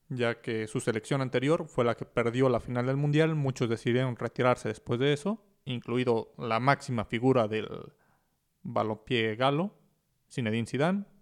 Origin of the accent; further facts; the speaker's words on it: Mexico; como mexicanos que vivimos en México